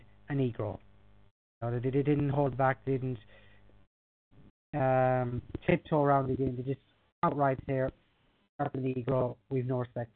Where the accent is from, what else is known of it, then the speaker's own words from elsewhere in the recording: Ireland; as an Irishman